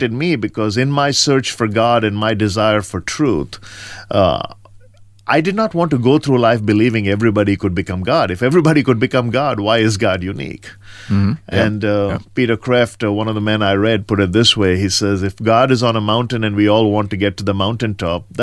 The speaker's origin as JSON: {"language": "English", "country": "India", "tie": "born or raised there", "moved": "yes", "said": "Well, I grew up in rural India on the East Coast, a small town between Madras and Calcutta, and spent all my formidable years there, primary education."}